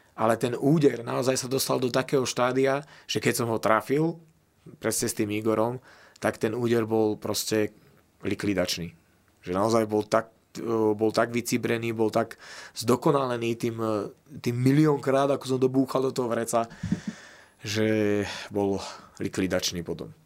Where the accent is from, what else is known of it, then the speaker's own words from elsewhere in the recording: Slovakia; my sme Slováci